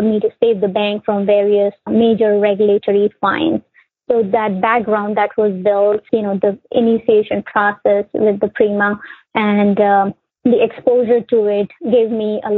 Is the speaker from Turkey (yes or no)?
no; India; moved away as an adult; also born or lived in Connecticut, United States; now in United States; I was born and raised in India